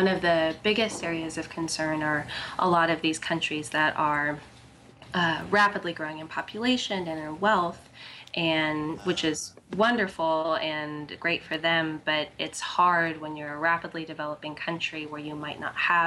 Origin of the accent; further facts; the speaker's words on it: Santa Cruz, California, United States; moved away; I'm actually originally from California, Santa Cruz, California, and I worked on a whale watching sailboat out of Santa Cruz.